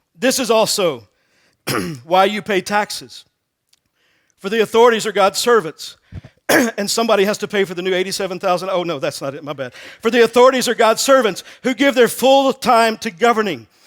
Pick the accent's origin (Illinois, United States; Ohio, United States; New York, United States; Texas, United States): Texas, United States; moved away; I'm originally from Texas